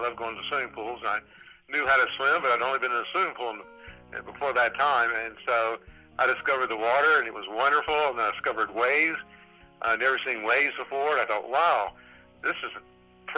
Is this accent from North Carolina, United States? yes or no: yes; Charlotte, North Carolina, United States; as a small child, I grew up in North Carolina, Charlotte